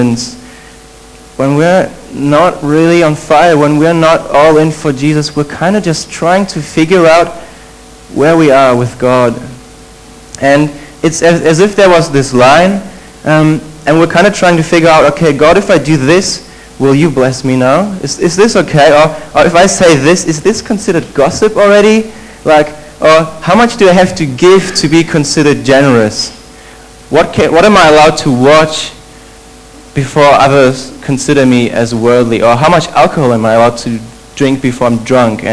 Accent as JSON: {"language": "English", "country": "Germany", "tie": "born or raised there", "moved": "as an adult", "said": "I'm from Germany. However, interesting fact, I'm actually not German. I wouldn't consider myself as German. My parents are from Poland"}